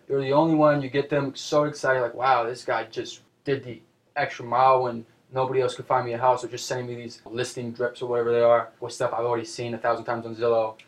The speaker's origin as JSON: {"language": "English", "town": "Seattle", "region": "Washington", "country": "United States", "tie": "born or raised there", "said": "I'm born and raised in Seattle."}